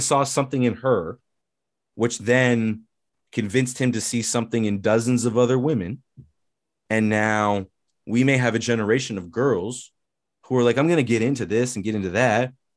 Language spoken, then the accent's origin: English; Canada; we're Canadian